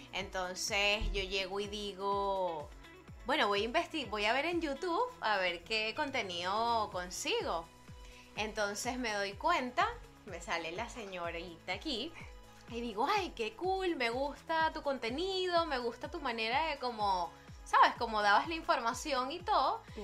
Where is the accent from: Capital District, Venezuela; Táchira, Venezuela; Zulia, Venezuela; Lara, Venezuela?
Lara, Venezuela; Barquisimeto; now in Madrid, Spain; tantos años viviendo cada una en Barquisimeto